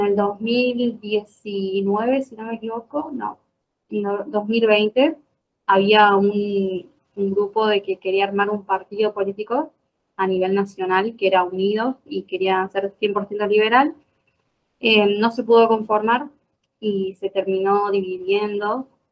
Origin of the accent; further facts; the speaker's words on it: Jujuy, Argentina; moved away as an adult; now in Córdoba, Argentina; nací en Jujuy, en la parte del norte de Argentina, y me vine a estudiar. Ya me instalé acá